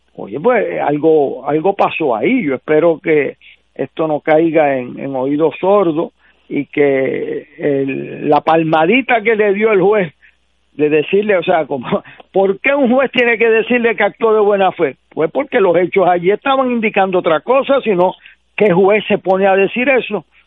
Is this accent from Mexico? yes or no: no; Puerto Rico; como puertorriqueño